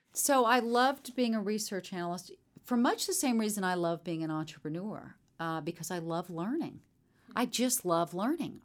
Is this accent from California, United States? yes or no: no; Charleston, South Carolina, United States; moved away as an adult; also born or lived in Chapel Hill, North Carolina; Growing up in Charleston, I was a middle child. very Southern family